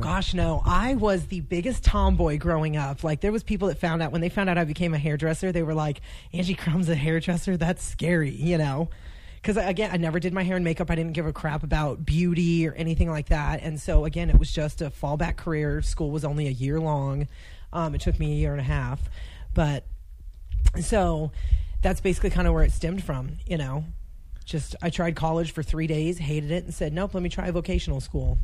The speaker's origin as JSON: {"language": "English", "town": "Casa Grande", "region": "Arizona", "country": "United States", "tie": "born or raised there", "also_born_or_lived": "Phoenix, Arizona / Pinetop, Arizona / Montana", "said": "I was born in Phoenix, raised oh raised like half. There's a town called Casa Grande in between Phoenix and Tucson, so okay. I was raised there till I was 11, and then when I was 11, we moved up to Pine Top, which is in the White Mountains"}